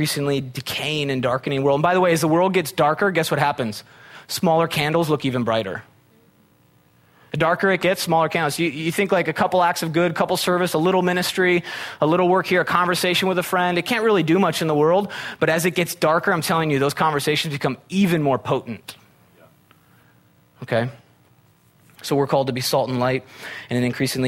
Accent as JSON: {"language": "English", "region": "Midwest", "country": "United States", "tie": "born or raised there", "moved": "yes", "said": "I'm from the Midwest. We had tornadoes."}